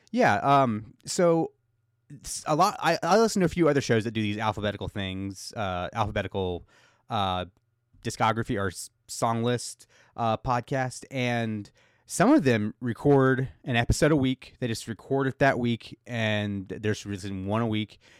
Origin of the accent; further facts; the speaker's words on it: United States; I'm American